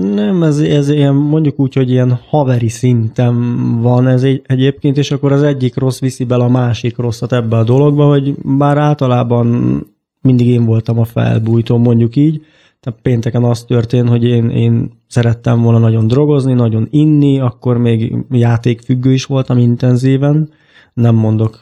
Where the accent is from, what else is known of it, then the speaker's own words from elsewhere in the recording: Baks, Csongrád-Csanád, Hungary; moved away as an adult; now in Budapest, Hungary; így Csongorád megyéből jöttem egyébként, egy kis falucskából, úgy hívják, hogy Baks egyébként. Honnan költöztünk föl ide Budapestre